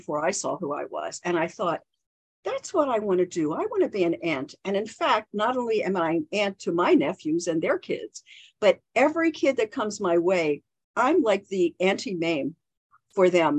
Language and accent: English; Baltimore, Maryland, United States; moved away; I grew up in Baltimore, Maryland. And in Baltimore, we never said any final consonant.